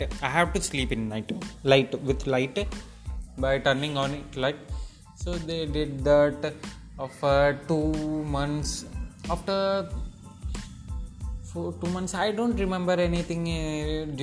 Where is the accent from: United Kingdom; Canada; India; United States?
India; Nandikotkur, Andhra Pradesh; I was born in Nandikotkur, Kurnool district, Andhra